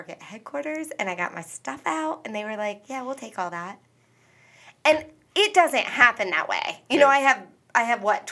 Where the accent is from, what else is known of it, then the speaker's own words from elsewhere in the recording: Northwest Pennsylvania, United States; I came from Northwest Pennsylvania. My family grew up working in mills and factories